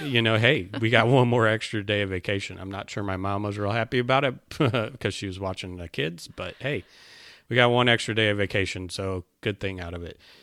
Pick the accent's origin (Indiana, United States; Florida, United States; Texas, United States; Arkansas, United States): Indiana, United States; Northwest; now in South Carolina, United States; I'm from Northwest Indiana. I grew up there